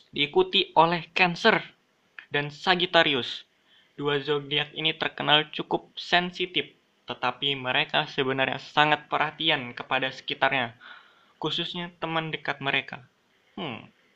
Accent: Balikpapan, East Kalimantan, Indonesia; kalau sebagai orang Balikpapan, cukup berpengalaman lah. Aku sudah ngerasain tiga daerah yang punya budaya berbeda-beda. Aku S D di Balikpapan

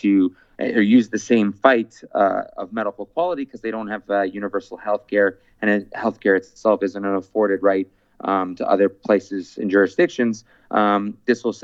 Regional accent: Canada; my fundamental rights as a Canadian

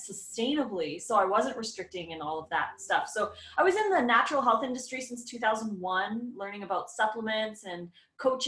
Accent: Edmonton, Alberta, Canada; moved away as an adult; now in Oregon, United States; I grew up in Edmonton, Alberta, Canada. So I was there for 38 years, 39 almost.

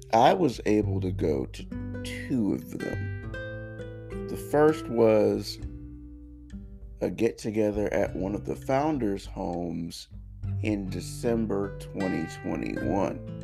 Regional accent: United States; as an American. Born and raised

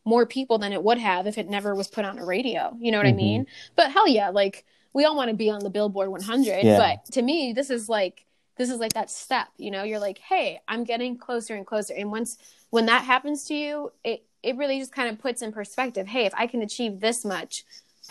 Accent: Buffalo, New York, United States; moved away; go back home, mm-hmm. Where I grew up in Buffalo.

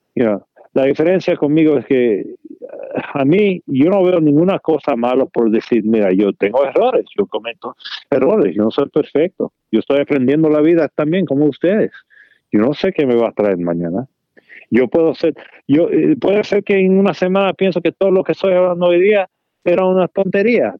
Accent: Damascus, Maryland, United States; Spanish is a second language; yo me creí con mi hermano en Damascus

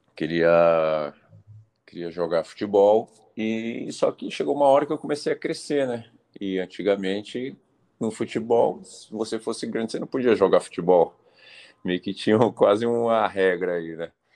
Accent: Brasília, Federal District, Brazil; moved away; eu sou natural de Brasília

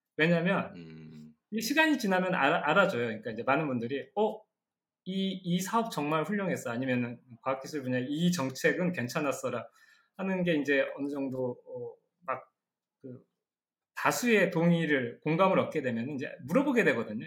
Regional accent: South Korea; 한국에서 온

